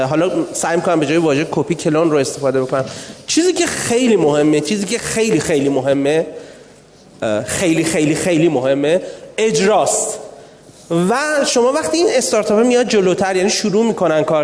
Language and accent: Persian; Abadan, Khuzestan, Iran; accent: Khuzestani; من آبادانی هستم ما معمولا خیلی سریح لحجه ایم خوزستانی ها